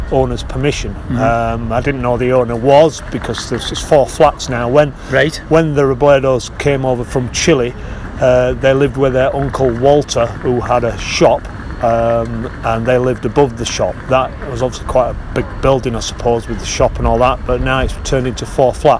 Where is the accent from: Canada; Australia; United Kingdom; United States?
United Kingdom; Wath upon Dearne, Yorkshire and the Humber; I grew up in Wathondearn.